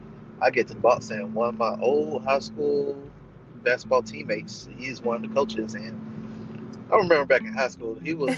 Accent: Augusta, United States; I ended up moving back to my hometown in Augusta

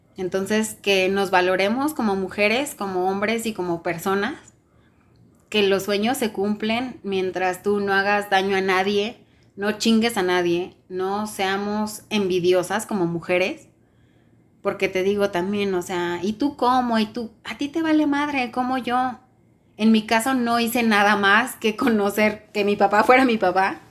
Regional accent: Mexico; Le dije, mexicana

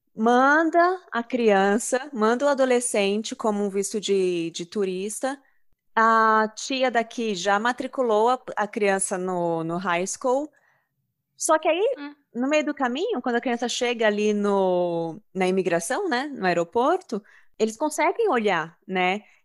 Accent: Brazil; Somos brasileiros

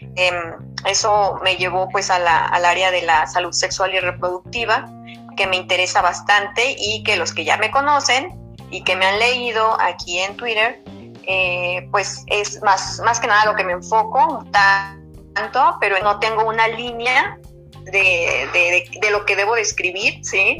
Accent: Sonora, Mexico; somos aquí sonorenses

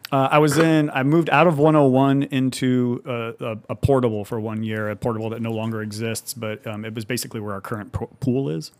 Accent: Madera, California, United States; moved away as an adult; also born or lived in Fresno, California; now in Livermore, United States; I'm from the Central Valley originally, from the Fresno Madera area. Um, actually grew up on, like, a small farm in Madera

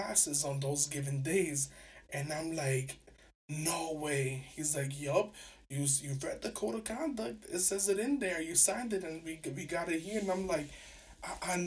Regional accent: New York City, New York, United States; I'm from New York City. I grew up, like, being kind of ghetto

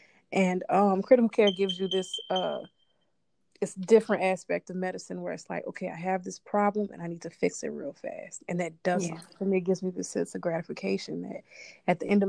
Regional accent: New Orleans, Louisiana, United States; now in Los Angeles, United States; I'm originally from New Orleans, Louisiana

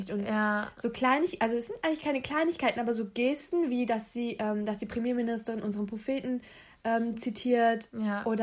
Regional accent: Wolfsburg, Lower Saxony, Germany; also born or lived in Braunschweig; Ich komme aus Wolfsburg.

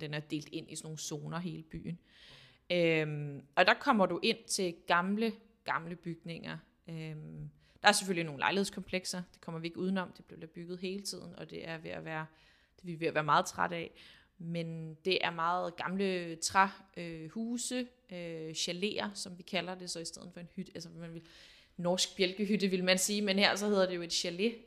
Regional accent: Denmark; moved away as an adult; now in France; boede her hjemme i Danmark

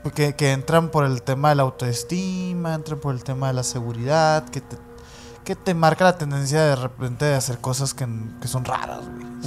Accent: Mexico

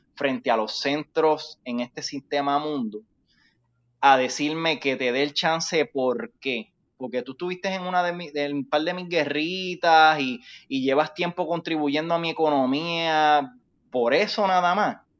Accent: Puerto Rico; somos puertorriqueños

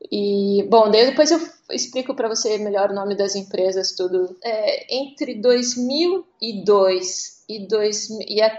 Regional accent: Curitiba, Paraná, Brazil; moved away as an adult; also born or lived in São Paulo / Recife / Porto Alegre / Helsinki; primeira vez que eu saí de Curitiba foi em 2002, 2002 para São Paulo.

